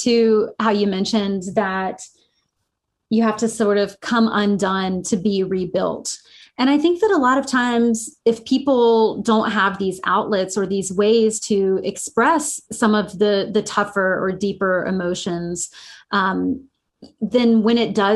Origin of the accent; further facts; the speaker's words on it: South Carolina, United States; I grew up in the South. I grew up in South Carolina